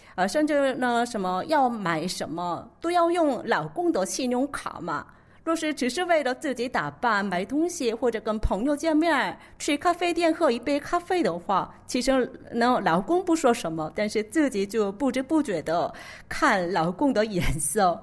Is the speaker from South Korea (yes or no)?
yes; South Korea; Chinese is a second language; also born or lived in Beijing, China; 我主要是在韩国学习的，我，我是作为一个土生土长的长国人